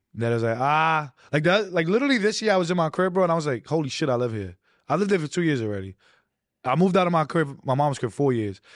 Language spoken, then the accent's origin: English; New York City, New York, United States; I wasn't, like, far out of, um, Queens, and I wasn't that deep into Brooklyn